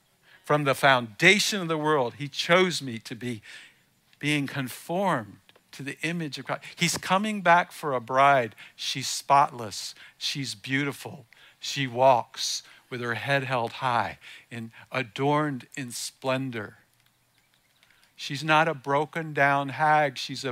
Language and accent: English; the South, United States; I was born in the South. I mean, I grew up most of the time in the South